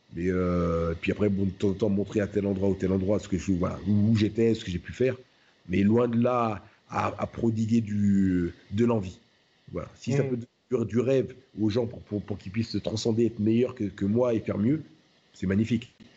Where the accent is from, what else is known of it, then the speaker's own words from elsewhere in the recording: France; je suis français